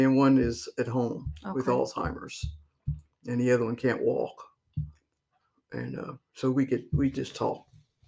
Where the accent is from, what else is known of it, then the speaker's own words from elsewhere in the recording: Circleville, Ohio, United States; I was born here in Circleville, in the south end of town